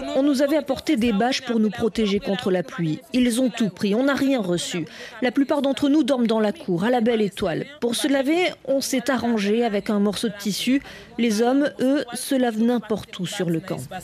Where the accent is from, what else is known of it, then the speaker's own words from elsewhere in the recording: Port-au-Prince, Ouest, Haiti; Je suis né et j'ai grandi à Savane Pistache